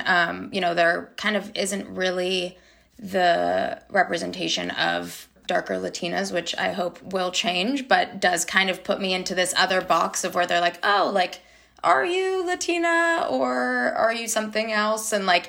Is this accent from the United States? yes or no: yes; United States; But I was born in America, so kind of have a little sprinkle of everything.